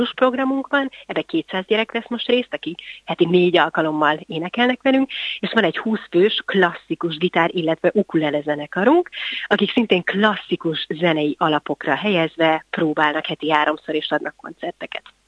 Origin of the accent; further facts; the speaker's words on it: Budapest, Hungary; gyerekként, én Budapesten jártam zenei általános iskolába, aztán a gimnáziumba